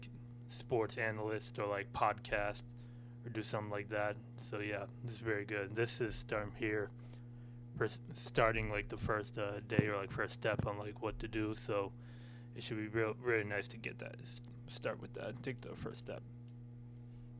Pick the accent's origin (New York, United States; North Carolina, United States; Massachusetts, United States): Massachusetts, United States; Milton; moved away as an adult; now in Springfield, United States; I'm from Milton, Massachusetts.